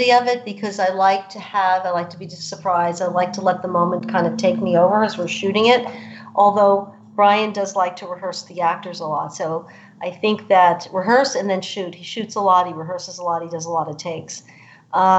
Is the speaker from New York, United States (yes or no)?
yes; New York, United States; As a woman growing up in New York, you know, having a father as a cop